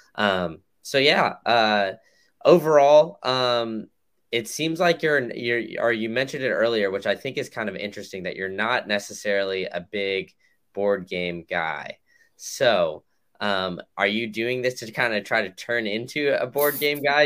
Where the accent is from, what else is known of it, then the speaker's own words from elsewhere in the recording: Austin, Texas, United States; I grew up in Austin